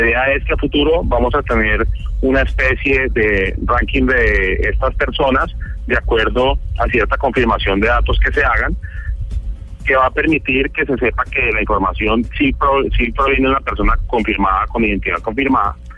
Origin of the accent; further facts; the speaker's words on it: Cali, Valle del Cauca, Colombia; also born or lived in United States; yo nací en Estados Unidos, pero desde pequeño he vivido toda la vida en Cali